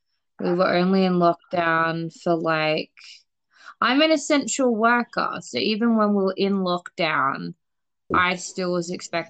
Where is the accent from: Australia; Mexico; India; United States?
Australia; now in Canada; I'm Australian.